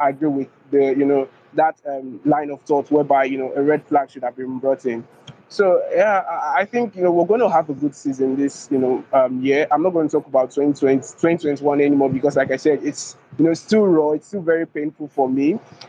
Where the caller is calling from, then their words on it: Abuja, Federal Capital Territory, Nigeria; I'm speaking from Abuja.